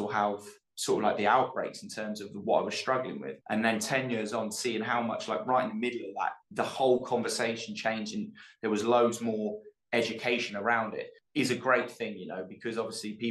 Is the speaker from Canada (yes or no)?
no; the Cotswolds, South West England, United Kingdom; moved away; Growing up with the people I grew up with in the Cotswolds